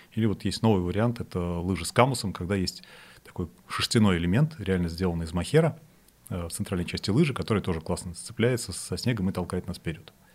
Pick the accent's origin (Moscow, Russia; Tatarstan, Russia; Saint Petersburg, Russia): Saint Petersburg, Russia; Я сам из Питера, э, и мы когда в начальной школе ходили на лыжи